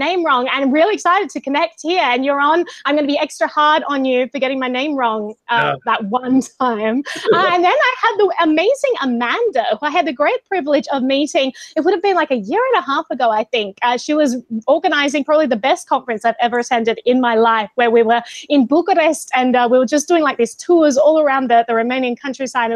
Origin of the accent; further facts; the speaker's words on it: Australia; now in New York, United States; I'm Australian